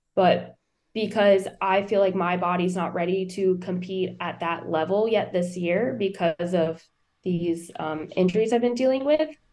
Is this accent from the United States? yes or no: yes; New Smyrna Beach, Florida, United States; born and raised in New Smyrna. I'm a 12th generation Floridian